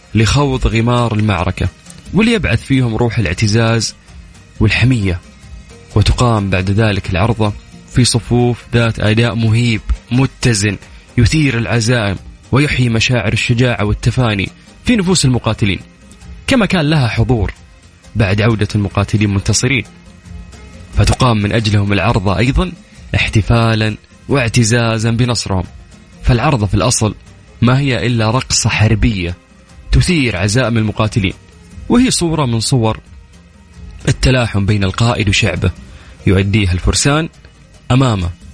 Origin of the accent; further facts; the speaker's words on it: Saudi Arabia; كلنا كسعوديين